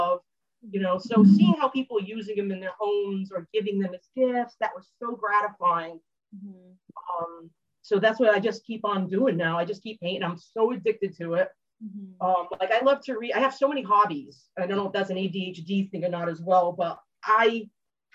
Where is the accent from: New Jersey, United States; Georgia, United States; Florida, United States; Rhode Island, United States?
Rhode Island, United States; I'm from New England and Rhode Island